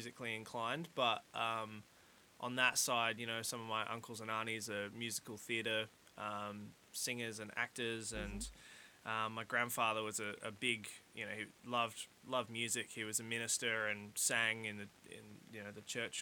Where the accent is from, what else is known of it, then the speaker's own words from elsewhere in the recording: Victor Harbor, South Australia, Australia; I was born in Victor Harbour, I believe. I was born in the little hospital down in Victor Harbour.